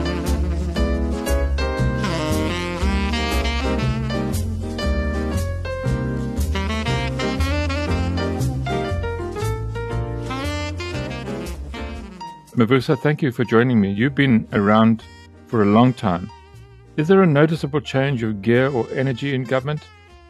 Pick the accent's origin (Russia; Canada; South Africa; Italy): South Africa; as South African